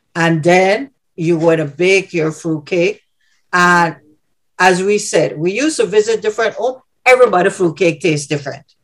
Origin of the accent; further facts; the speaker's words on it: Gamboa, Panama Canal Zone, Panama; now in Illinois, United States; I also grew up in the mm. community of Santa Cruz. I currently live in Illinois.